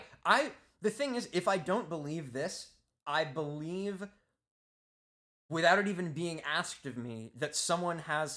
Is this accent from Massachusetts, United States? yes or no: no; New Jersey, United States; I'm kind of curious, since I grew up in New Jersey, where this guy's a district.